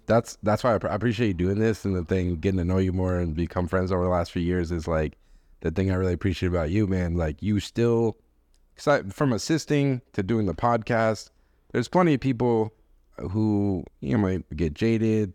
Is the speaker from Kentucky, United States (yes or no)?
no; Boston, Massachusetts, United States; I grew up in Boston.